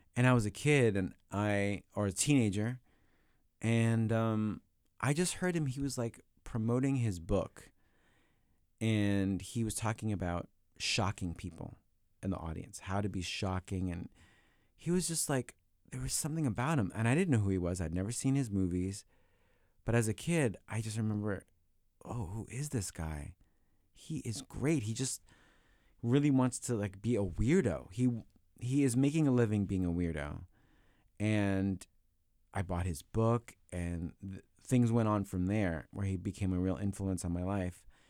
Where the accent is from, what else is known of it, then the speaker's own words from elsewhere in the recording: New York, United States; growing up in New York